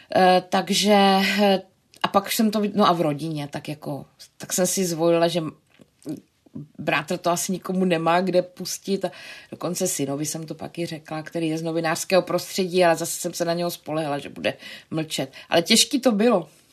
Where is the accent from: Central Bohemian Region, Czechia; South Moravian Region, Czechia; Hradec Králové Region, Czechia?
South Moravian Region, Czechia; Brno; moved away as an adult; now in Prague, Czechia; my jsme oba z Brna